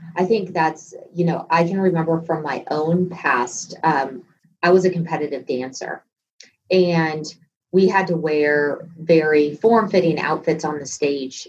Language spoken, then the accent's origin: English; Texas, United States; moved away; I was from Texas at this time